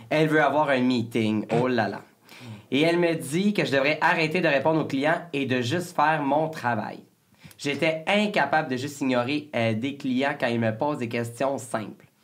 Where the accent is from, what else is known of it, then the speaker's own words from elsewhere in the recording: Lanaudière, Quebec, Canada; on vient toutes de, de la Naudière